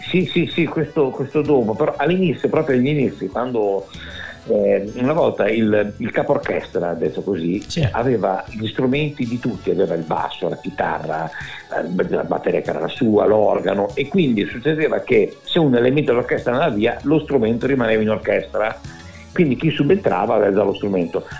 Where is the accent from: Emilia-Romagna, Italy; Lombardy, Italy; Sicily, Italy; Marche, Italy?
Emilia-Romagna, Italy; Bologna; also born or lived in Milan; sono nato a Milano, poi dopo alla tenera età di quattro, cinque anni, mi ricordo, mio papà è venuto a lavorare a Bologna